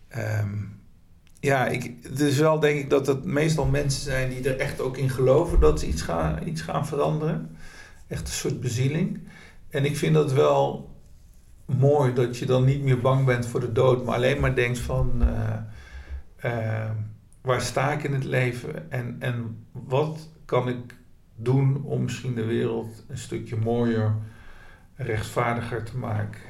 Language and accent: Dutch; Nijmegen, Gelderland, Netherlands; deze stad waar ik woon, waar ik geboren ben